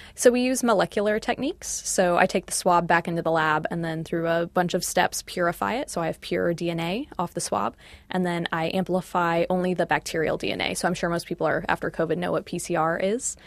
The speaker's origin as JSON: {"language": "English", "country": "United States", "moved": "as an adult", "lives_now": "Auckland, New Zealand", "said": "I'm from the States."}